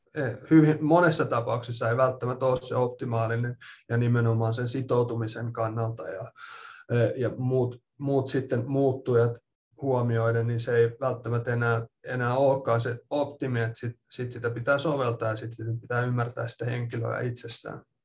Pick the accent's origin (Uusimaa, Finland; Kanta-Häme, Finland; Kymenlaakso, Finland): Uusimaa, Finland; Espoo; moved away as an adult; also born or lived in Loughborough, England / Minnesota, United States / Kentucky, United States / Ohio, United States; now in Utah, United States; olen Espoosta kotoisin ja tota, siellä asunut suurimman osan, tai no ei nyt ehkä voi enää sanoa, että suurimpaa osaa, mutta ainakin puolet elämästä on tullut asuttua Suomessa